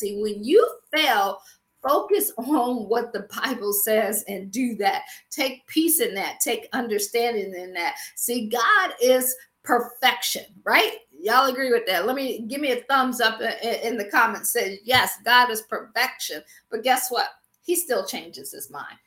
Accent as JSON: {"language": "English", "town": "Akron", "region": "Ohio", "country": "United States", "tie": "born or raised there", "also_born_or_lived": "Washington, D.C. / Baltimore / Boston / Pittsburgh", "moved": "as an adult", "said": "I'm from Akron, Ohio, so I always say I grew up shy, sheltered, and in church basically six days a week"}